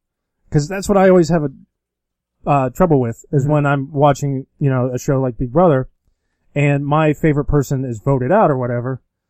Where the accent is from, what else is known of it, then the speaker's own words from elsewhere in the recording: Cincinnati, Ohio, United States; So I was born in Cincinnati.